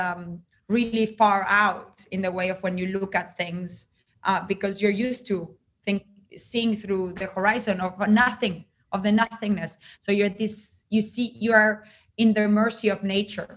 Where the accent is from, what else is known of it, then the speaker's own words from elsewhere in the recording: Uruguay; I grew up in Uruguay in a very particular time in history